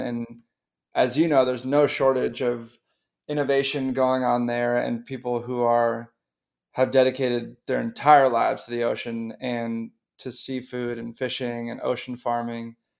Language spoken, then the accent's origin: English; North Shore of Boston, Massachusetts, United States; I grew up on the North Shore of Boston